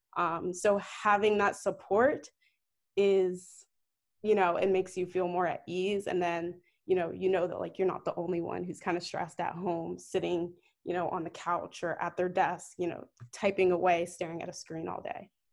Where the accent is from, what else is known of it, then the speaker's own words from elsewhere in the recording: Northern Virginia, United States; moved away as an adult; also born or lived in New York; now in Atlanta, United States; I'm originally from Northern Virginia